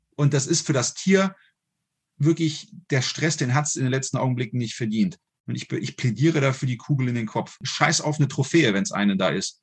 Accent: Düsseldorf, North Rhine-Westphalia, Germany; now in Saarland, Germany; Ich lebe ja aktuell im Saarland. Ich komme aus Düsseldorf ursprünglich.

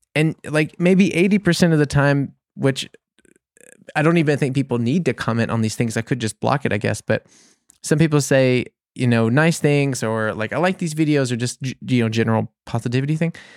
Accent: New Orleans, Louisiana, United States; now in Bavaria, Germany; I'm from New Orleans

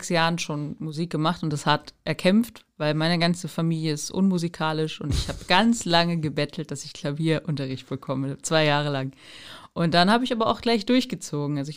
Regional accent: Fürstenberg, Germany; Ich komme hier ja auch aus Fürstenberg, das ist ja vielleicht auch noch ganz interessant.

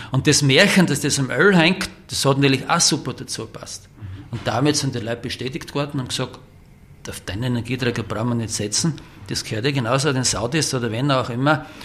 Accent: St. Margarethen an der Raab, Styria, Austria; ursprünglich waren wir in Graz, übersiedelt sind hier nach St. Margrethen und Rabi, meinen Heimatort.

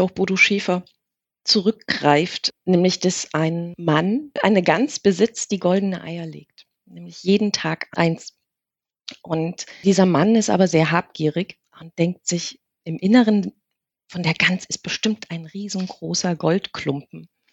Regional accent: Germany; wir sind ja in der DDR groß geworden

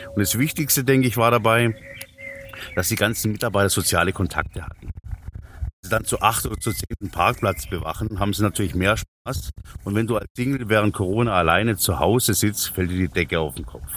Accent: Böblingen, Baden-Württemberg, Germany; ich komme ja aus Böbling

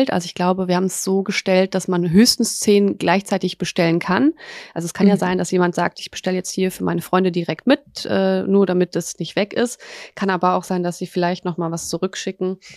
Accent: Poland; now in Germany; wir sind auch aus Polen

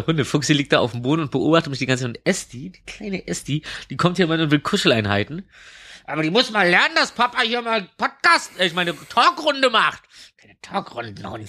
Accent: Berlin, Germany; Und ich komme aus Reinigendorf und ich wohne gerade in Mitte

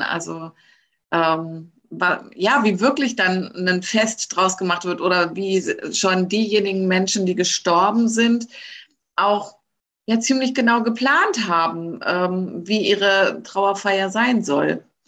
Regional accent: Lower Saxony, Germany; moved away; ich komme ja aus Niedersachsen

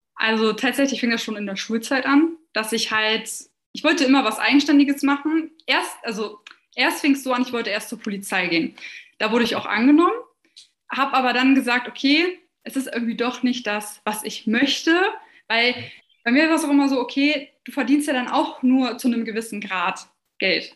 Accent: near Hanover, Lower Saxony, Germany; ich komme aus der Nähe von Hannover

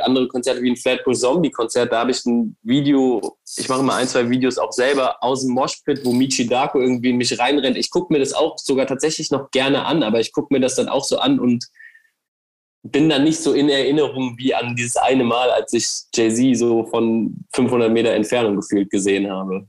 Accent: Cologne, North Rhine-Westphalia, Germany; als Kölner

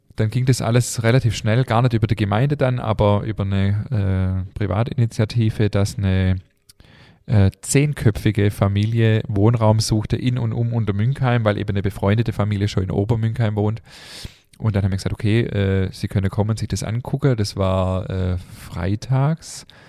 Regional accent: Germany; wir sind hier in Deutschland geboren

